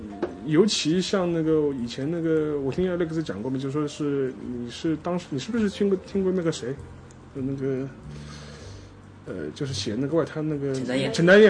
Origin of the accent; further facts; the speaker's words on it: Shanghai, China; 虽然我是上海人啊，但我没什么太大感觉。